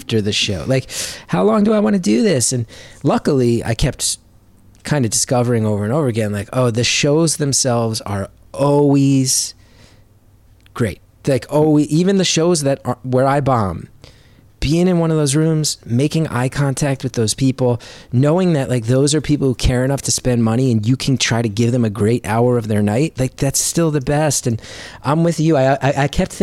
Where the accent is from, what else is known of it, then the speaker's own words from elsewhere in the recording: Northern New Jersey, United States; Northern New Jersey. And I'm like extremely proud